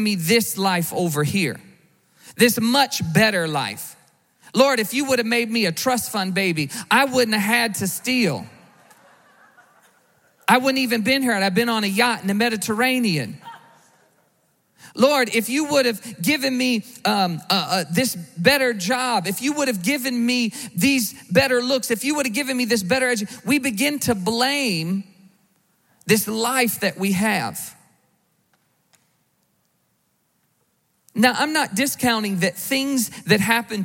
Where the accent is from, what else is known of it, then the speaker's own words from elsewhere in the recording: the South, United States; I grew up in the South.